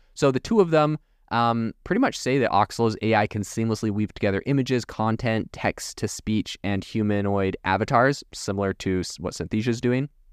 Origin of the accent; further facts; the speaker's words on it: Canada; now in Arizona, United States; Originally, I'm from Canada